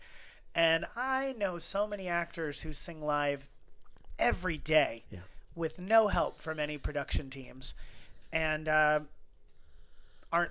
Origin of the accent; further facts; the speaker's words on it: Midwest, United States; I grew up in the Midwest, so we didn't have access to Broadway